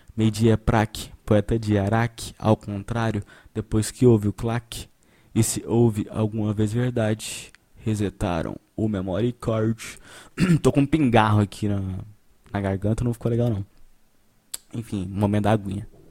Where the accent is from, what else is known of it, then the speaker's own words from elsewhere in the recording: Brazil; a gente é brasileiro